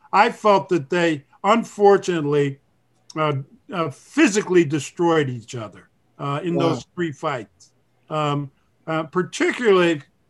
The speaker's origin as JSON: {"language": "English", "town": "Philadelphia", "region": "Pennsylvania", "country": "United States", "tie": "born or raised there", "said": "and I was born in Philadelphia"}